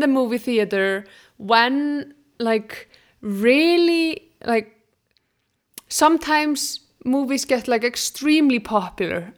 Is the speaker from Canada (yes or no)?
no; Iceland; moved away; I'm from Iceland